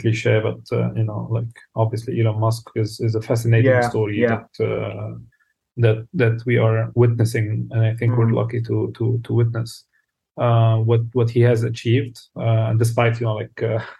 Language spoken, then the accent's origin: English; South Lebanon, Lebanon; I was born in Lebanon. In the south of Lebanon, grew up in a relatively poor family.